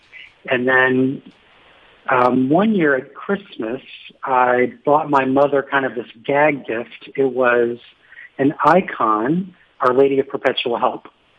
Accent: Douglasville, Georgia, United States; moved away as an adult; now in Rome, Italy; I am from Douglasville, which is just west of Atlanta.

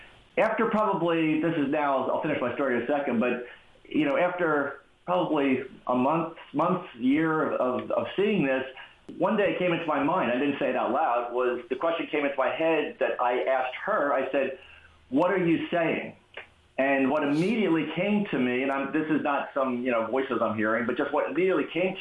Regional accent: New York, United States; Now, I have to tell you, I'm from the Bronx, New York. Constant hustles happen really fast.

